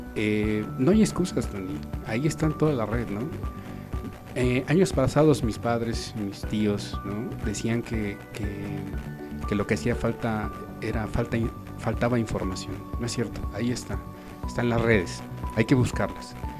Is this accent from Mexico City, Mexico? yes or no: yes; Mexico City, Mexico; nosotros somos de la Ciudad de México